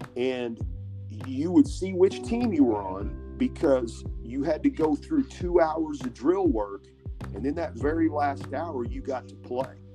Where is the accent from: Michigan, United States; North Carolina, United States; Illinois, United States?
Illinois, United States; Benton; growing up in Benton